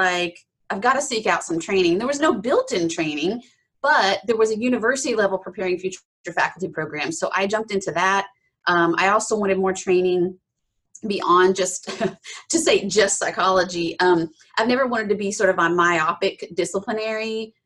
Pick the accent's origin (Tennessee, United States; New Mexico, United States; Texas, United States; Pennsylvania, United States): Tennessee, United States; Appalachia, East; I grew up in East Tennessee, sort of the foothills of the Smoky Mountains, Appalachia.